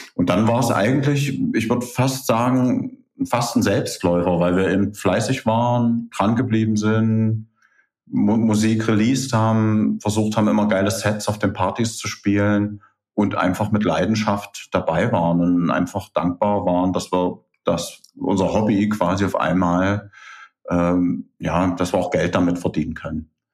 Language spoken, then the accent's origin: German; Merseburg, Saxony-Anhalt, Germany; moved away as an adult; now in Halle, Germany; Ich bin damals aus Merseburg gekommen